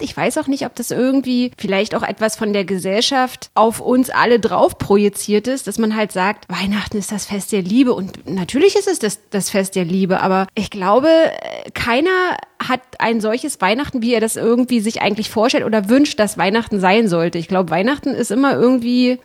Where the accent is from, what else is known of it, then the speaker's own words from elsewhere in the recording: the East, East Germany, Germany; wir als Kinder im Osten